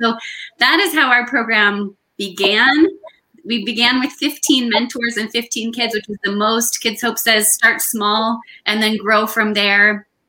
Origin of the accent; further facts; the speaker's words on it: Michigan, United States; now in Los Angeles, United States; I grew up in Michigan, where the national office is headquartered. And when I moved to Los Angeles